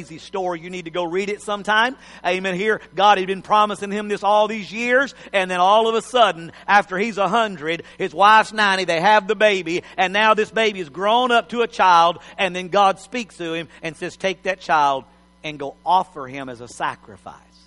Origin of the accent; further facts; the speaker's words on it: Texas, United States; I'm a Texan, but I'm a foreigner.